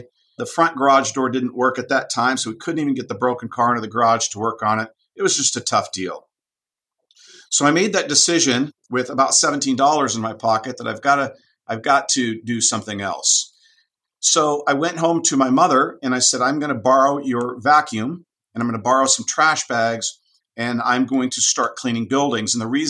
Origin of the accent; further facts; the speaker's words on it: Anaheim, California, United States; also born or lived in Montebello, California / Fresno, California; I was born in Southern California, specifically in Montebello, California. My father at that time was a vice president for Pacific Life Investments out of Newport Beach. And I was raised in the Anaheim and Garden Grove area